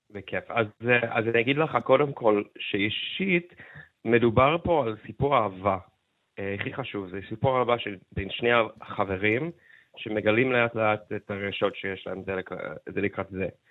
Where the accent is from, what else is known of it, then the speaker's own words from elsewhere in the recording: Seattle, Washington, United States; now in Israel; אני גדלתי בסיאטל אה, בתור ילד הומו